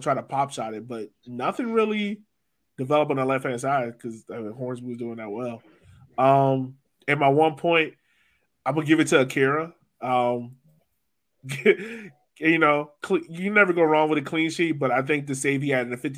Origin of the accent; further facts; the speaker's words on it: Virginia, United States; I'm from Virginia